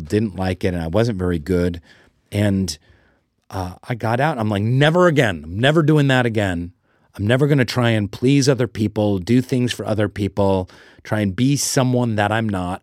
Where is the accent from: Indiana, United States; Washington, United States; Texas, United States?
Washington, United States; Seattle; I grew up in Seattle.